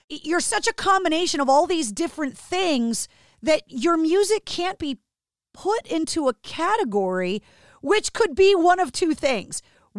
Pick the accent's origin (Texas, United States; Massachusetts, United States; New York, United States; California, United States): Massachusetts, United States; Boston; Growing up in Boston, I had never spent any time there.